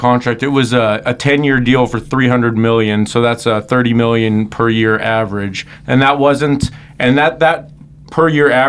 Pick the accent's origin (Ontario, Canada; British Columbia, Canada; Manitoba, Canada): Manitoba, Canada; Winnipeg; A-Rod's actually going to be going to my hometown in Winnipeg